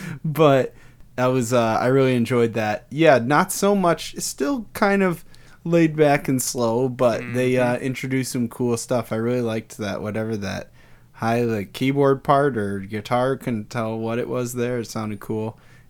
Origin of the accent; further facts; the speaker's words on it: Detroit, Michigan, United States; hey, I'm from there, where they make that stuff.